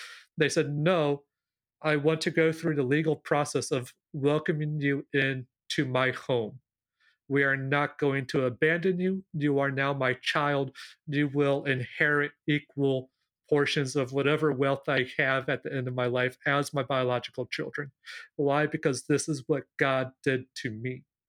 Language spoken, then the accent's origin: English; Peru; why I'm in Peru, why I grew up in Peru, but I'm also not a Peruvian citizen